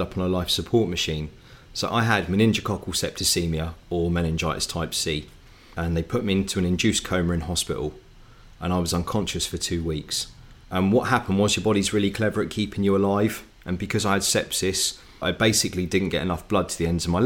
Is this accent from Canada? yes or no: no; Southampton, South East England, United Kingdom; I grew up in Tottenham, Southampton with my family